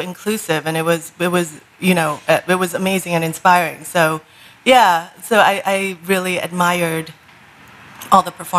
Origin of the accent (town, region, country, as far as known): Minnesota, United States; born or raised there; also born or lived in Vietnam / refugee camps